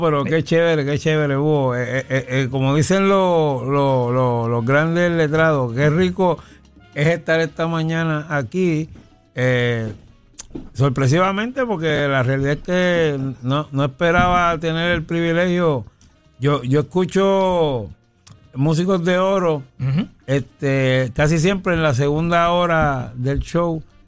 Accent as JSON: {"language": "Spanish", "town": "San Juan", "country": "Puerto Rico", "tie": "born or raised there", "said": "yo soy natural, natural, natural de Villa Palmera"}